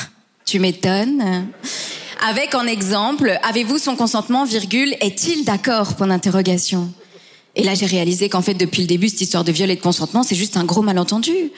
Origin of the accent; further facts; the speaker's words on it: Belgium; je suis belge mais d'origine hispano-marocaine